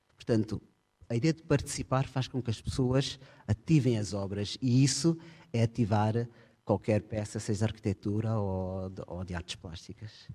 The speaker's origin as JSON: {"language": "Portuguese", "country": "Portugal", "moved": "as an adult", "said": "Eu sou português, ah, até já desde 2005 vivo fora de Portugal"}